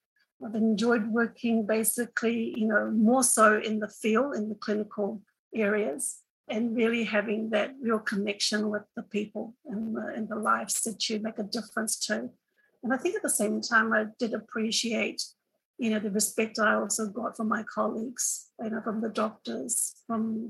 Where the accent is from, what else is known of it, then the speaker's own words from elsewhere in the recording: Cook Islands; also born or lived in New Zealand; I come from the Cook Islands, little paradise in the Pacific Ocean.